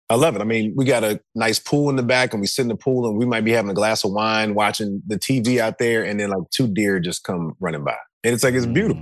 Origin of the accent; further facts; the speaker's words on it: the South, United States; I was from the South